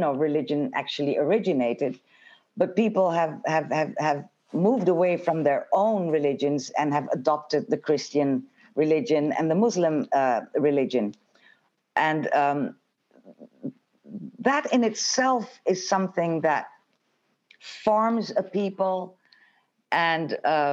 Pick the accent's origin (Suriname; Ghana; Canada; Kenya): Suriname; also born or lived in Jamaica; I'm from a bicultural background. I come from Suriname, where the Dutch were colonizers